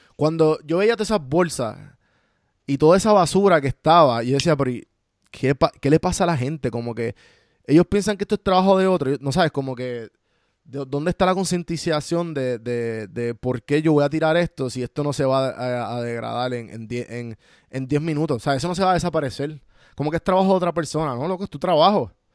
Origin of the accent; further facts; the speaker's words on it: Puerto Rico; los dos somos, eh, de Puerto Rico